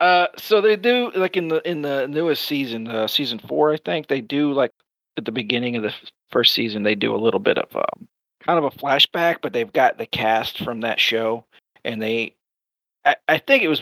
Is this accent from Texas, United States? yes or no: yes; Texas, United States; I'm from Texas.